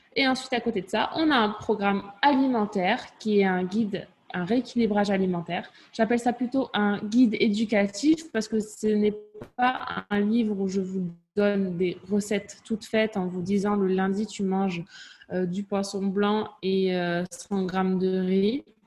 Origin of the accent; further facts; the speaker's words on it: Toulouse, Occitania, France; also born or lived in Cahors; now in London, United Kingdom; J'ai un accent. je viens de Toulouse. J'ai grandi à Toulouse.